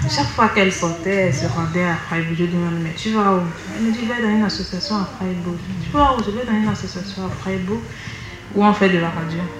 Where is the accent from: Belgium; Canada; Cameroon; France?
Cameroon; moved away as an adult; now in Germany; Euh, je viens du Cameroun.